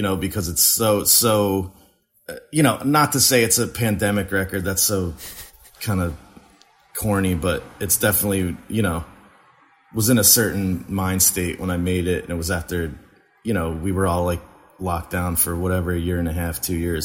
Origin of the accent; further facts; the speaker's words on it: New Jersey, United States; moved away as an adult; also born or lived in Western Massachusetts; now in Philadelphia, United States; I grew up in Jersey